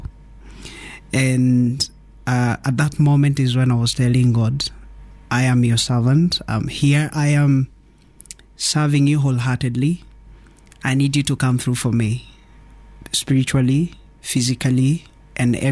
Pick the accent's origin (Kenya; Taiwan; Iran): Kenya; Nairobi; also born or lived in Naivasha, Kenya; I'm born in Nairobi, raised partially in Nairobi and partially in Naivasha